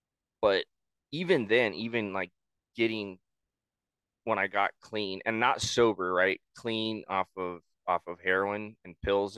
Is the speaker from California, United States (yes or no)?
yes; Southern California, United States; moved away as an adult; also born or lived in Maine; I had an opportunity to move to Maine. So I'm from Southern California, so that's on the far end of the fucking map.